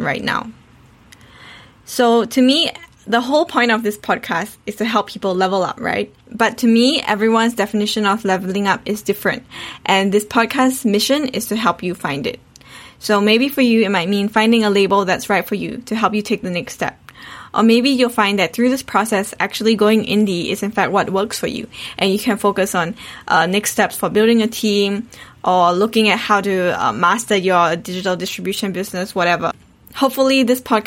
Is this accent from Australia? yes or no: yes; Perth, Western Australia, Australia; also born or lived in Singapore; I was born in Singapore but brought up in Australia